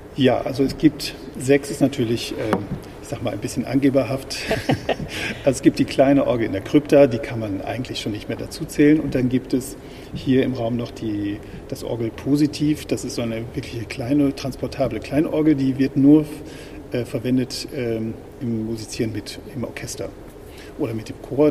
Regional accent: near Osnabrück, Lower Saxony, Germany; moved away as an adult; also born or lived in Paris / Freiburg im Breisgau / Wiesbaden; now in Hamburg, Germany; da bin ich aufgewachsen in einem kleinen Dorf in der Nähe von Osnabrück

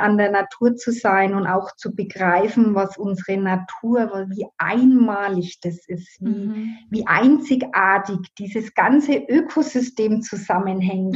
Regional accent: Burgbernheim, Bavaria, Germany; accent: Middle Franconian; bin gebürtige Burg Bannheimerin und so wie man das am Dialekt wahrscheinlich hören kann, das ist in Mittelfranken

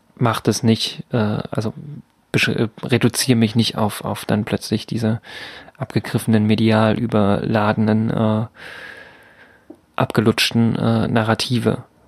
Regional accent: Altenburg, Thuringia, Germany; moved away; in Altenburg bewegt habe, meine Geburtsstadt

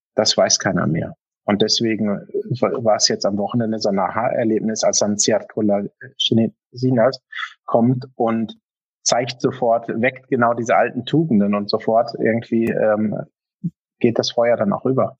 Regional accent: Germany; als Deutscher

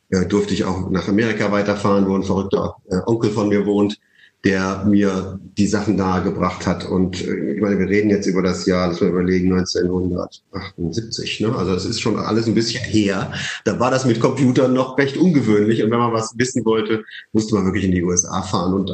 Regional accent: Leipzig, Saxony, Germany; born there; Nee, also ich bin in Unternehmerfamilien groß geworden. Äh, ich bin zwar in Leipzig geboren, aber selbst dort, mein Urgroßopa hatte eine Maschinenfabrik.

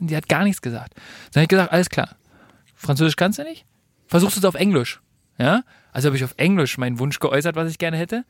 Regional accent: Berlin, Germany; für mich als Berliner

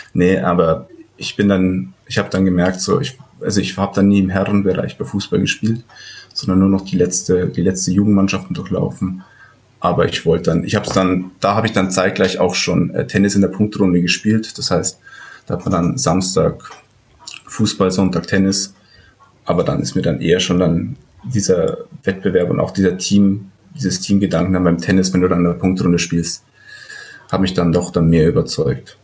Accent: Ramos, possibly Röhrmoos, Bavaria, Germany; da wo ich aufgewachsen bin, in Ramos. Also das ist ungefähr, also auch zehn Kilometer von Indersdorf weg.

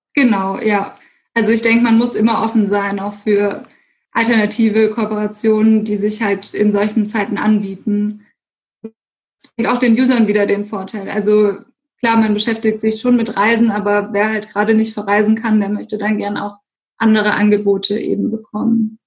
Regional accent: Stuttgart, Baden-Württemberg, Germany; ich bin gebürtige Stuttgarterin

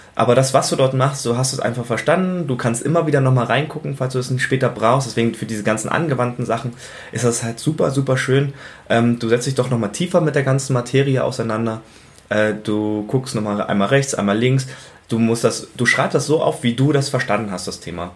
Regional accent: Berlin, Germany; Ich komme ursprünglich eigentlich aus Berlin, ähm, bin dort auch zur Schule gegangen

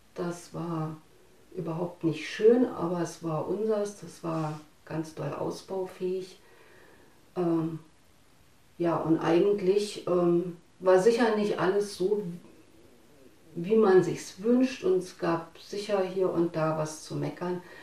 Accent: Harz, Germany; now in Falkensee, Germany; Ich bin im Osten groß geworden, im Harz genau. Ich bin dann später hierher gezogen nach Falkensee

